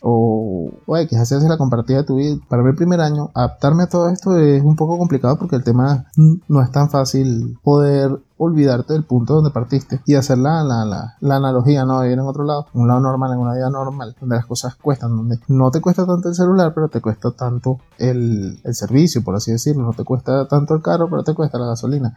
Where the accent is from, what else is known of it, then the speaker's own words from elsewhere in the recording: Venezuela; moved away as an adult; now in Ecuador; yo soy venezolano